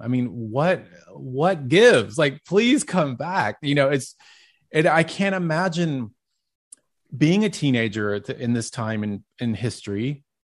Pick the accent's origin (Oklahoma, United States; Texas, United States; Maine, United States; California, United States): Texas, United States; Dallas; growing up in Dallas